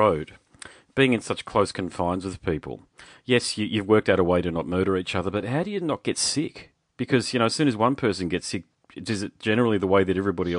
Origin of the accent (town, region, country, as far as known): Australia; also born or lived in Gold Coast, Queensland